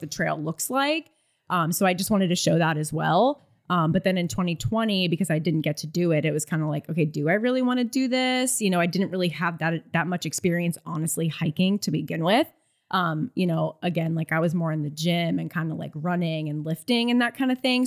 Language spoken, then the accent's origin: English; Florida, United States; I'm from Florida, so I had no idea what the A T was.